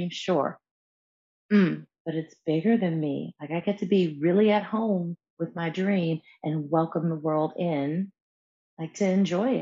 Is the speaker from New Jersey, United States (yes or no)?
no; New York, United States; being born and raised in New York State, New York City was not far